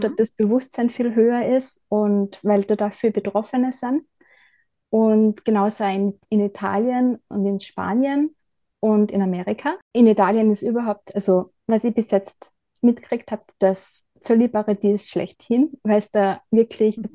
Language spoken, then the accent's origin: German; Bad Gleichenberg, Styria, Austria; also born or lived in Bad Ischl / Ebensee; now in Leibnitz, Austria; bin in Bad Gleichenberg aufgewachsen, bin dann nach Bad Ischl und nach Ebensee gezogen wegen meiner Ausbildung